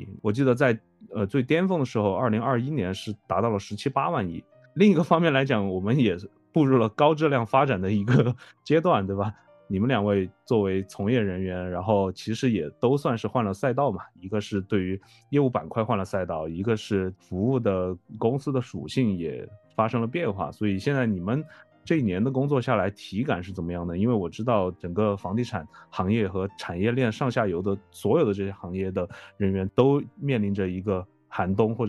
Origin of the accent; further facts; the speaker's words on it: China; 因为我们中国人嘛，都会去讨论房子这个事情